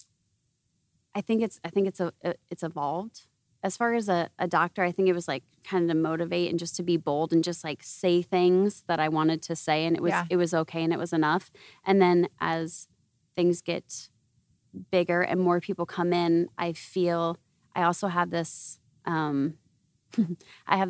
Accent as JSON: {"language": "English", "region": "Iowa", "country": "United States", "moved": "yes", "said": "I'm from Iowa originally."}